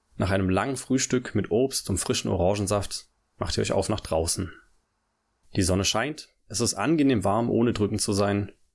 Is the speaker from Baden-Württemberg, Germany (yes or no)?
yes; Black Forest, Baden-Württemberg, Germany; also born or lived in Tübingen; meine Heimat ist, äh, im Schwarzwald, so, da komme ich her. Also, da bin ich geboren, da bin ich aufgewachsen.